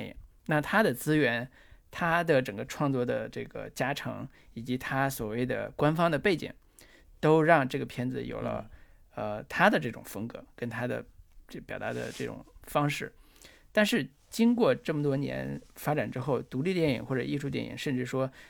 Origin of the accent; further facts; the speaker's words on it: northern China, China; 就是作为我作为一个